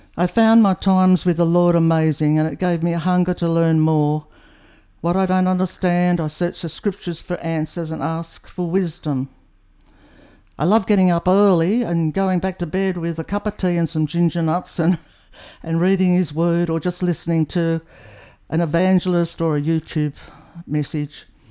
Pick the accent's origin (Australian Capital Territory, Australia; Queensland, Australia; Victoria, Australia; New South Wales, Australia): New South Wales, Australia; I grew up in New South Wales, one of three children